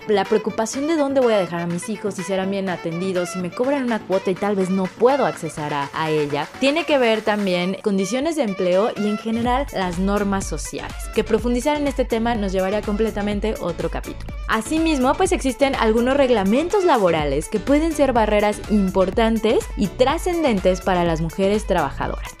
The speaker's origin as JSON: {"language": "Spanish", "country": "Mexico", "said": "nosotras como mexicanas"}